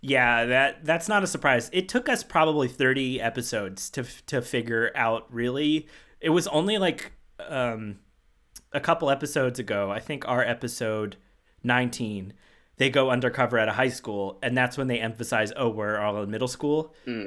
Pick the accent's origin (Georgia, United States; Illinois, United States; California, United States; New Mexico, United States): Georgia, United States; my my like childhood growing up amusement park was Six Flags over Georgia